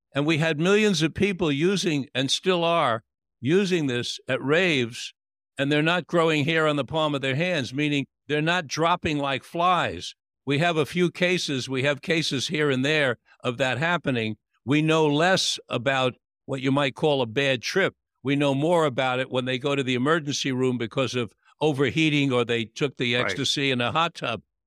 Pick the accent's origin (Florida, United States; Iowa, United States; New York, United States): New York, United States; when I was a little boy growing up in New York